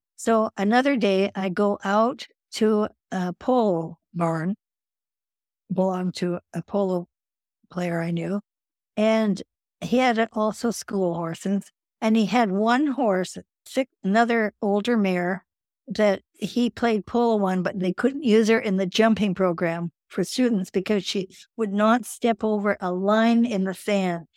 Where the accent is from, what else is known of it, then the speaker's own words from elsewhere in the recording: Edmonton, Alberta, Canada; I, growing up in Canada, had had four years of French and Latin.